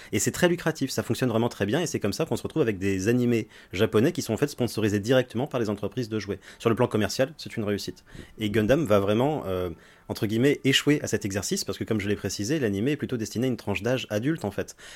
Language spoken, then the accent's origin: French; France; chez nous en France